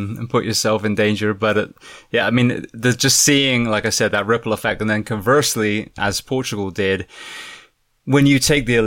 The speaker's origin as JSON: {"language": "English", "country": "United Kingdom", "moved": "yes", "lives_now": "United States", "said": "as a Brit working in the US"}